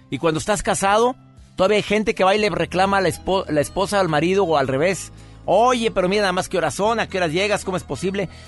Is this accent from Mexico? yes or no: no; Tacna, Peru; yo soy de Perú, de Tacna.